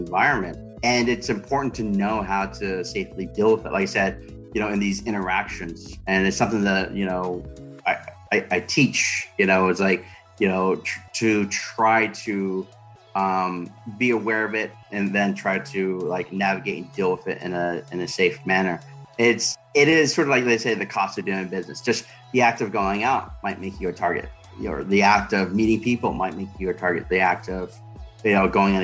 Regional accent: the South, United States; moved away; I was raised in the South

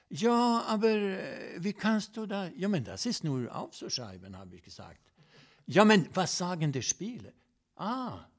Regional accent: Sweden; German is a second language; ich komme aus Schweden

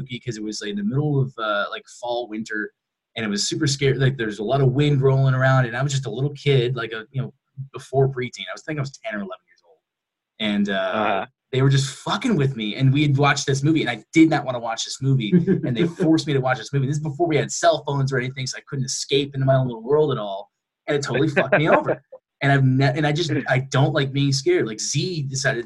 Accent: Michigan, United States; moved away; I'm originally from Michigan

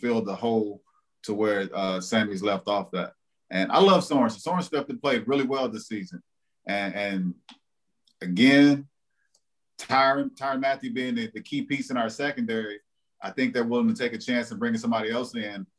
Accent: Texarkana, Arkansas, United States; also born or lived in Mississippi; I grew up in Arkansas, like Texarkana

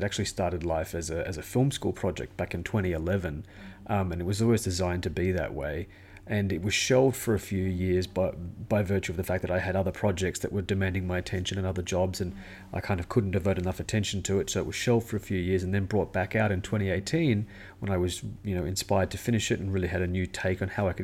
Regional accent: Sydney, New South Wales, Australia; I'm a filmmaker from Sydney, Australia

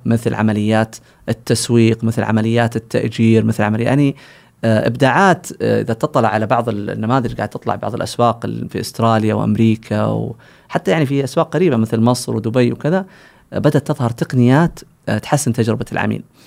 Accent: Saudi Arabia; عندنا في السعودية

